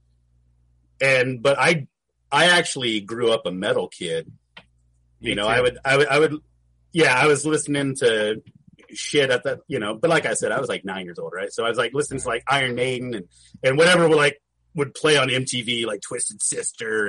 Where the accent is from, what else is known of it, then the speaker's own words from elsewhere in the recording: Camarillo, California, United States; also born or lived in Santa Monica / Burbank; now in Ventura, United States; So I was born in Santa Monica, and we moved to Camarillo when I was about 4